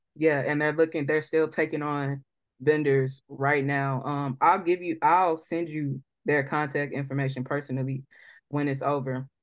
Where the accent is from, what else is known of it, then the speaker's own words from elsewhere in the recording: St. Louis, Missouri, United States; we're from Saint Louis